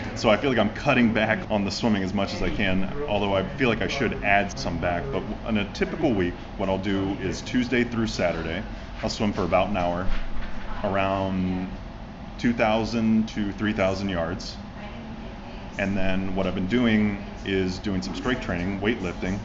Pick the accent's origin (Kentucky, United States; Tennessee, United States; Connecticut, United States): Kentucky, United States; now in Florida, United States; I'm from Kentucky, the home of like horse racing